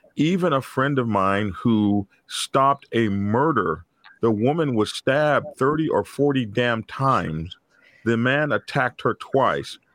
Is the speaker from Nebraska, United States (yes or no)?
no; Oklahoma City, Oklahoma, United States; my home state of Oklahoma. Uh, here in Oklahoma